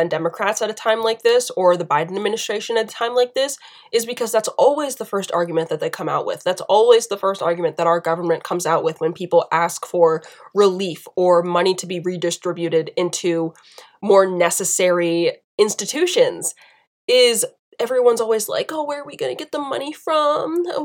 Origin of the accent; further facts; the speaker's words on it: Southern United States, United States; accent: southern; my, my southern accent from earlier really popped out on that now.